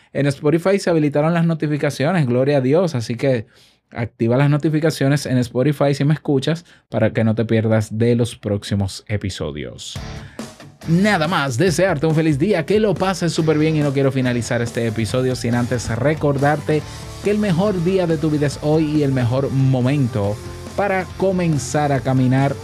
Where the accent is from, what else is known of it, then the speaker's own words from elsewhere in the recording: Dominican Republic; En mi país